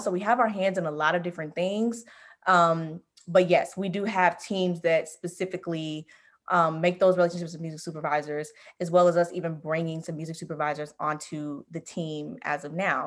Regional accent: Memphis, Tennessee, United States; moved away as an adult; now in Los Angeles, United States; I'm originally from Memphis, Tennessee, and I recently relocated back to L A, where I went to college

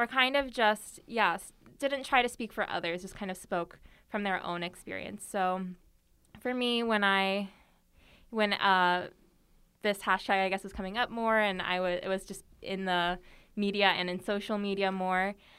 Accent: United States; moved away as an adult; now in South Korea; my mom is Korean, my dad is white, um, and I grew up mostly in America

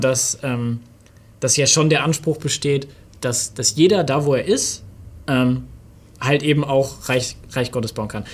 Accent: Germany; ich bin Deutscher

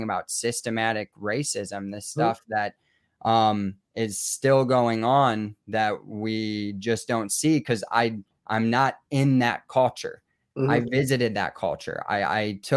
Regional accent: Rockford, Illinois, United States; moved away; also born or lived in Chicago / Milwaukee; growing up in Rockford

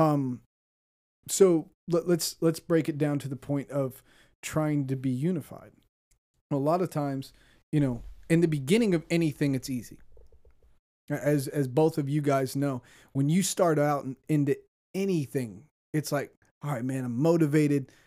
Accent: Ohio, United States; moved away as an adult; I'm from Ohio

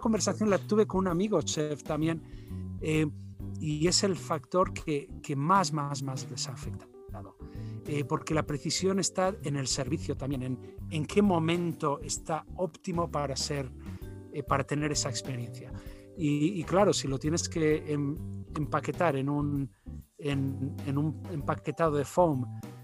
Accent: Basque Country, Spain; soy eh, de origen español, eh, vasco del, de la zona norte

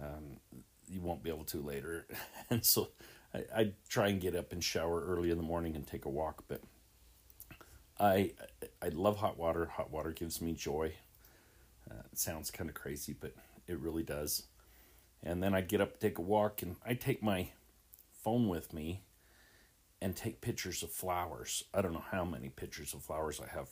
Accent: Salt Lake City, Utah, United States; I grew up in Salt Lake City in Rose Park.

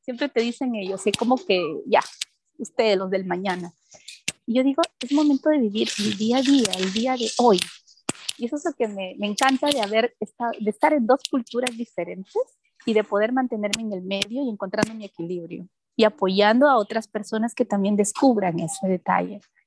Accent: Peru; now in Germany; cuando yo salí del Perú

